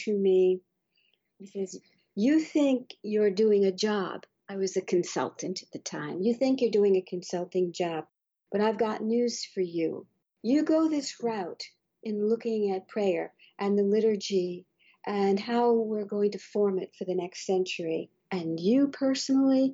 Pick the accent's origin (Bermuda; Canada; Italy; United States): Bermuda; moved away; I was brought up in Bermuda, where there are no mountains